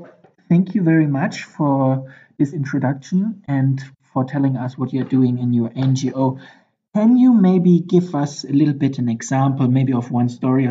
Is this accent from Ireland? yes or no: no; Germany; moved away as an adult; now in Ethiopia; I'm from Germany, and now I'm in Africa, in Ethiopia. Ethiopia is in East Africa.